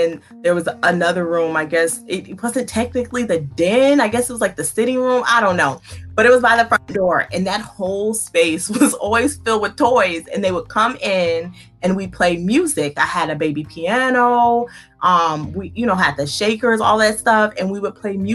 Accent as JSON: {"language": "English", "region": "Louisiana", "country": "United States", "tie": "born or raised there", "moved": "yes", "said": "I was born in Louisiana. So most of my family lives in Louisiana"}